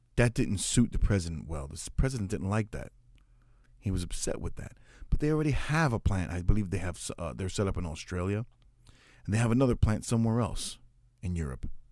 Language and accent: English; United States; I'm an American of Puerto Rican descent. I'm second generation born here in the United States